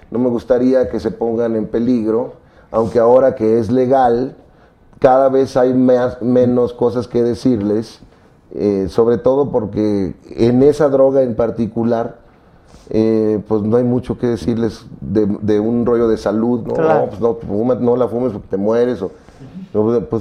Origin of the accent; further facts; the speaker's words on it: Mexico; moved away; Y este me lo hice cuando me fui de México. Yo no soy religioso, pero sí soy muy mexicano.